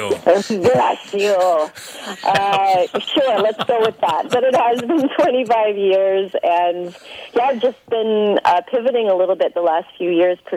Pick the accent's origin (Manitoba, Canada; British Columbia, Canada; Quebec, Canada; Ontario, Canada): Ontario, Canada; Toronto; Uh, Toronto, Canada.